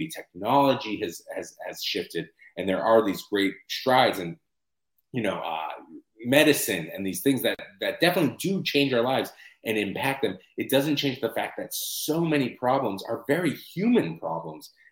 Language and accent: English; United States; I'm an American writer